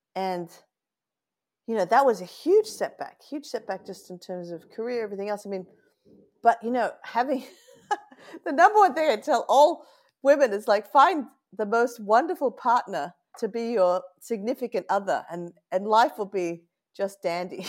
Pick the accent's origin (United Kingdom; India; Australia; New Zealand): Australia; Sydney, New South Wales; accent: Australian; moved away as an adult; now in Oakland, United States; I was born and raised in Australia where you can actually hold your grog.